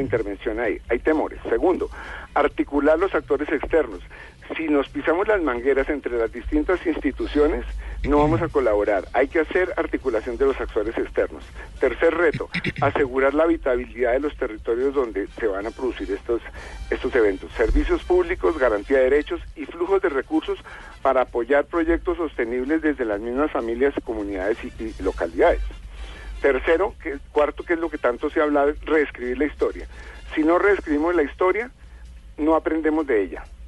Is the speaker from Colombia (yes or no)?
yes; Colombia; como colombianos